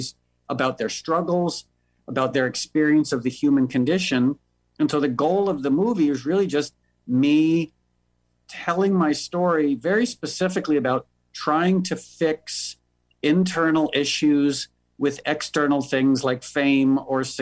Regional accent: New York, United States; moved away as an adult; now in Los Angeles, United States; I was born and raised in New York, but I moved to LA about 12 years ago

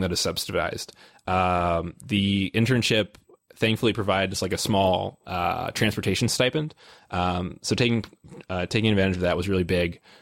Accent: Illinois, United States; I'm from Illinois

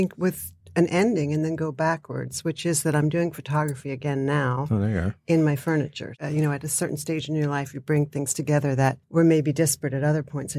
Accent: Pennsylvania, United States; I grew up outside of Philadelphia. So there were great museums.

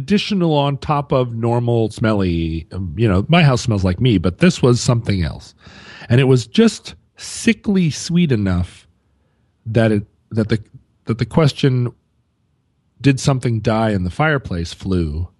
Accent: San Francisco, California, United States; Growing up in San Francisco, … was just everywhere.

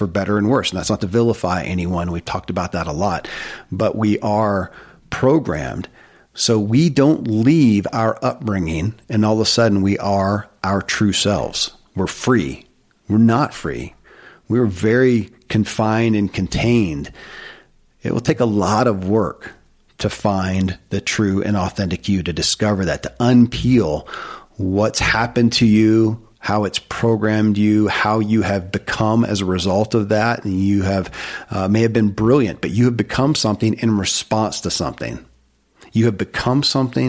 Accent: Kentucky, United States; born or raised there

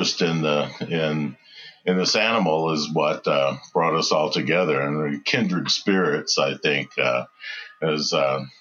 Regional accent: West Texas, United States; moved away as an adult; also born or lived in Dallas, Texas / California; I am from West Texas, born and raised in West Texas, and moved to Dallas when I was in high school.

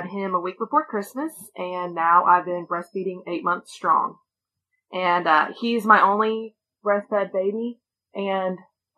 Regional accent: Cleveland, Tennessee, United States; I'm from Cleveland, Tennessee. I have three children.

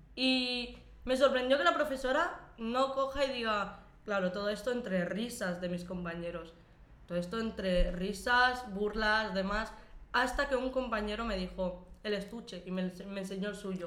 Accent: Lleida, Catalonia, Spain; moved away as an adult; also born or lived in Morocco; a los cuatro años llegué aquí a España, en un pueblecito de, de Lleida. Y allí crecí prácticamente toda mi vida

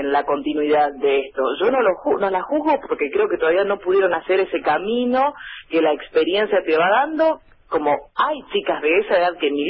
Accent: General, Río Negro, Argentina; moved away as an adult; now in Bahía Blanca, Argentina; con General ella de donde soy yo, tiene 6.000 habitantes

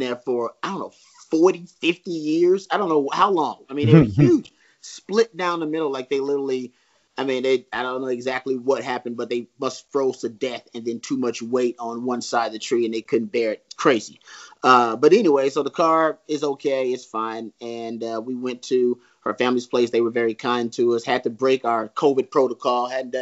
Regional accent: Texas, United States; I'm a Texan and I chose Austin as a home for a reason

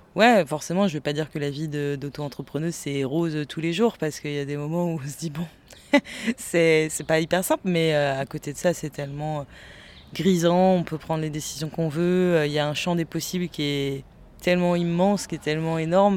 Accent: Nantes, Pays de la Loire, France; now in Angers, France; moi, je suis nantaise d'origine

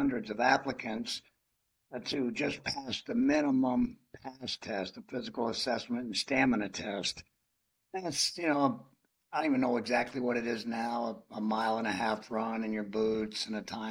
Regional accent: Zephyrhills, Florida, United States; I grew up in Florida, near Zephyr Hills

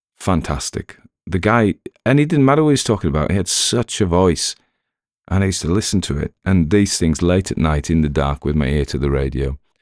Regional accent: the north of England, United Kingdom; accent: Northern; I've had complaints about my North accent, which is extraordinary 'cause it's my real one.

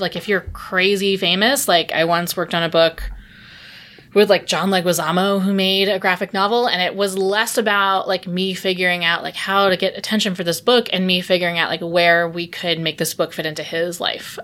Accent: New York City, New York, United States; I came back home because I'm from Brooklyn

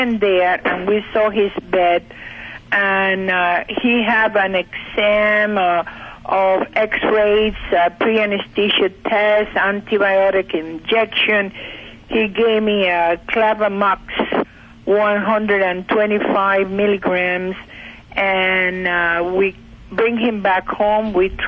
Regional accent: Cuba; now in Bushkill Falls, United States; I'm in Pennsylvania, Bushkill Falls.

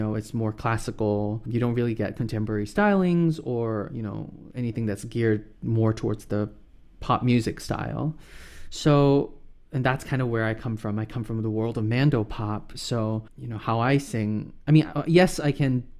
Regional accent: Singapore; moved away as an adult; now in United States; I was born and raised in Singapore

